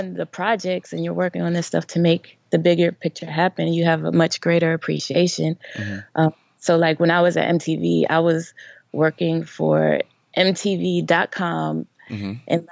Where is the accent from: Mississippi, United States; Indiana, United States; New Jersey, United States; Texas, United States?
New Jersey, United States; moved away as an adult; also born or lived in Maryland; now in Atlanta, United States; I am from Jersey, born and raised